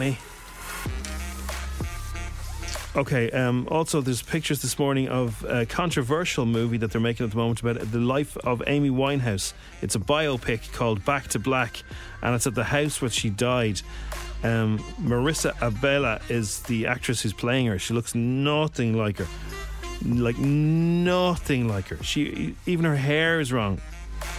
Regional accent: Ireland; being Irish

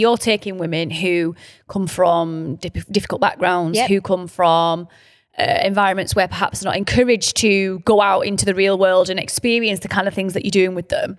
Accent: Burnley, North West England, United Kingdom; we're from Burnley.

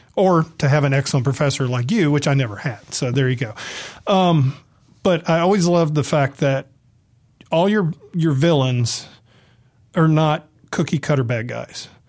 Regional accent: the South, United States; also born or lived in San Diego; now in Mississippi, United States; I'm from the South

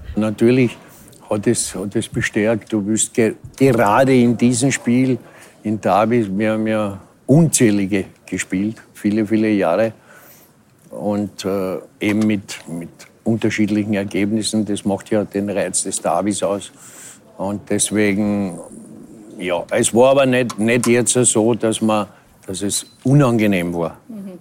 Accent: Vienna, Austria; als echter Wiener

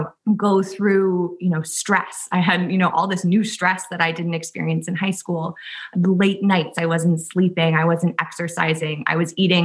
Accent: Southampton, New York, United States; also born or lived in Worcester, Massachusetts; I grew up in Southampton, New York, so out in the Hamptons.

